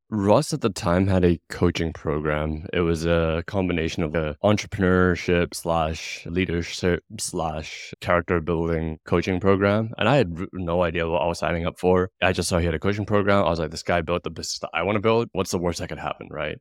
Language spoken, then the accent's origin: English; Hong Kong; moved away; I come from Hong Kong, like big Asian city